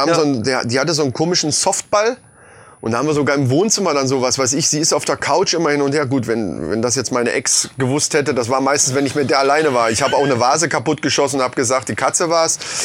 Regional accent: Lohfelden, Hesse, Germany; ich bin in Lofelden groß geworden

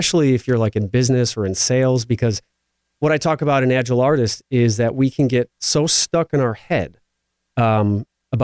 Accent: Midwest, United States; also born or lived in Iowa; growing up in the Midwest where I come from

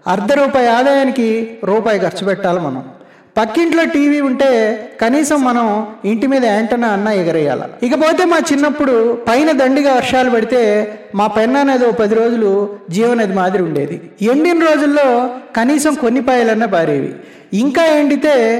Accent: Nellore, Andhra Pradesh, India; నేను అసలు సీసలు నెల్లూరుని

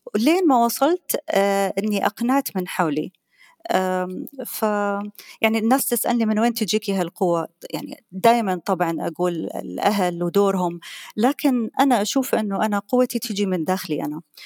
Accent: Qatar; أنا قطرية

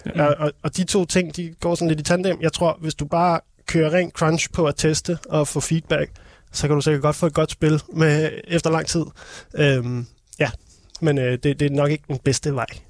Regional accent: Copenhagen, Capital Region of Denmark, Denmark; also born or lived in Holte; jeg er sådan Københavner, sporkøbenhavner

